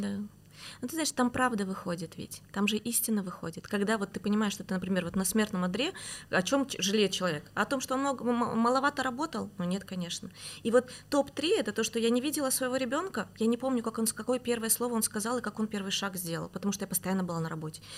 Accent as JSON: {"language": "Russian", "region": "Almaty", "country": "Kazakhstan", "tie": "born or raised there", "moved": "yes", "said": "С Алматы. А я вообще родилась в Алмате, в Казахстане."}